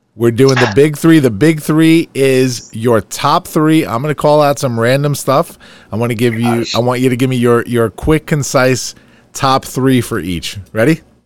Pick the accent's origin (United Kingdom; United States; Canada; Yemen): United States; Farmingdale, New York; my hometown